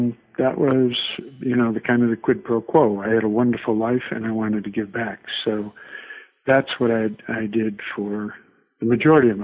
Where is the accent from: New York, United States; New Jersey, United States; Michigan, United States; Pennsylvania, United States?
New York, United States; Buffalo; moved away as an adult; also born or lived in Vienna, Virginia; I was born in Buffalo, New York, 1949, a long time ago. Went to school there